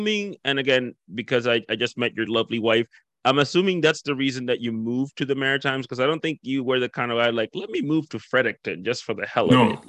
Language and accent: English; Dominican Republic; now in Canada; when I came from the Dominican Republic, I actually lived in Miramichi for 3 months.